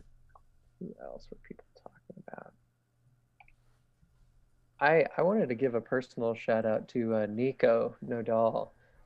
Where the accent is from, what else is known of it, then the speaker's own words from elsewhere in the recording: Seattle, Washington, United States; I grew up in Seattle, and I was watching the Sonics as a kid